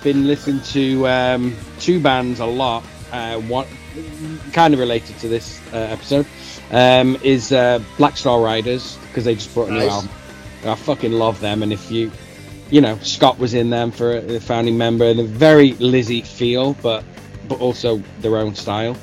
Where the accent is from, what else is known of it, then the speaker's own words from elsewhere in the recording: United Kingdom; I'm British